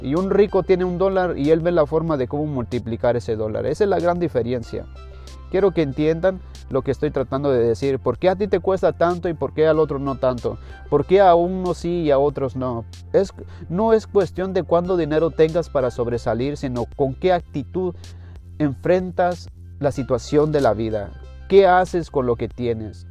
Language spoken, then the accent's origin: Spanish; Mexico; moved away; yo soy mexicano